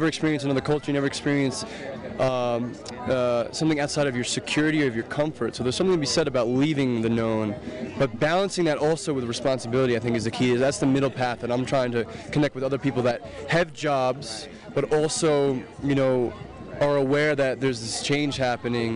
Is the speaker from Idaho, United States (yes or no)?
no; New York City, New York, United States; I'm from New York City.